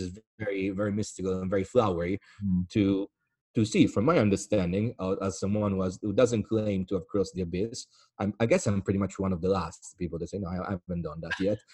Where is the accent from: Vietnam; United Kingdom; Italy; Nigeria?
Italy; accent: Italian; English is a second language; my accent right now, which is a clearly Italian accent